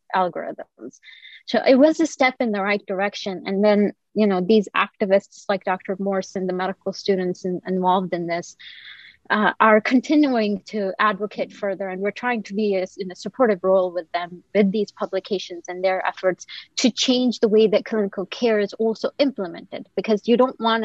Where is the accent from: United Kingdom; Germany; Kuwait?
Kuwait; moved away as an adult; now in United States; I also did not grow up in the US. I grew up in Kuwait, and like I came here for my training.